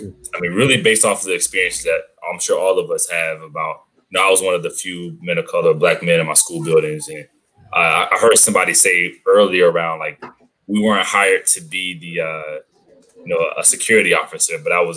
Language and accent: English; Atlanta, Georgia, United States; Originally born and raised in Atlanta, Georgia, and I live there now.